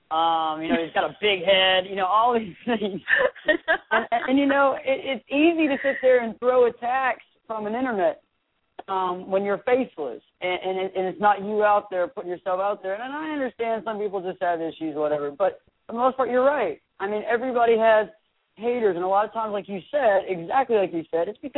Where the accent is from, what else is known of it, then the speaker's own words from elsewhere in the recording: Memphis, Tennessee, United States; heck, I'm from Memphis too.